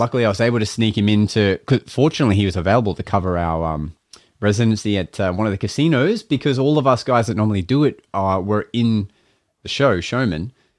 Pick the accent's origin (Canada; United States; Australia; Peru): Australia; I ran my advertising Australia-wide, like my, you know, my Google ads, and I just presented myself as like an Australian magician that could be booked